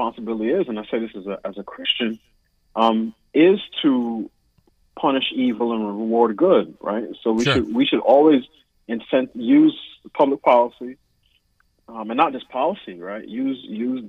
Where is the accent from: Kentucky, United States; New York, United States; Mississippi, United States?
New York, United States; New York City; moved away as an adult; now in Washington, D.C., United States; I was raised in New York City